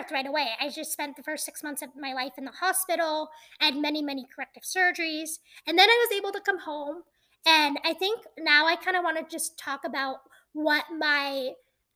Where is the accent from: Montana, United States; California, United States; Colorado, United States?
Montana, United States; I was born in Montana